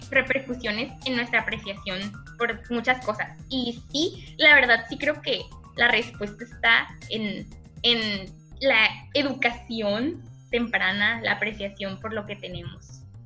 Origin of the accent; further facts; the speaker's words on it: Mexico; siendo mexicano